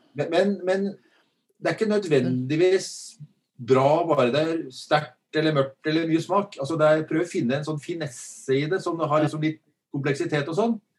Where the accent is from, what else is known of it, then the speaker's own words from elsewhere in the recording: Drammen, Buskerud, Norway; jeg er jo drammenser